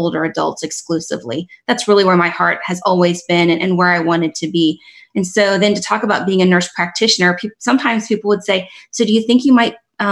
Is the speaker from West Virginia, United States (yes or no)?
yes; West Virginia, United States; moved away; I'm from West Virginia. That's where I grew up.